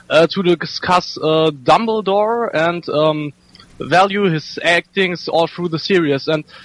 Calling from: Bonn, North Rhine-Westphalia, Germany; From Germany, Bonn.

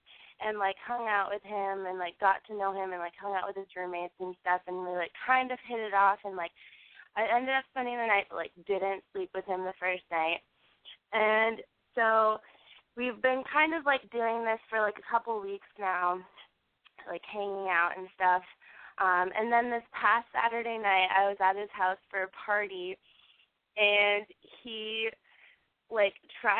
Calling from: Portland, Maine, United States; I'm 21, and I'm calling from Portland, Maine.

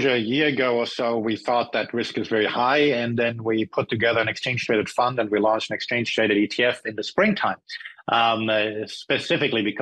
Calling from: California, United States; Or I'm speaking from California, and the um, the, the, local um, California government wants to introduce a, a price gouging tax.

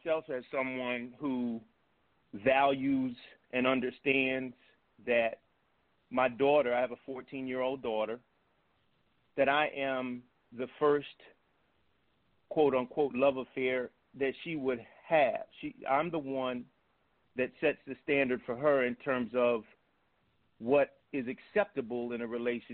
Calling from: Bowie, Maryland, United States; I'm calling from Bowie, Maryland, right outside of Washington

